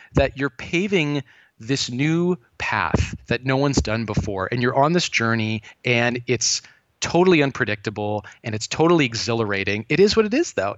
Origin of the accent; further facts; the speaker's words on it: Thousand Oaks, California, United States; I grew up in Thousand Oaks, California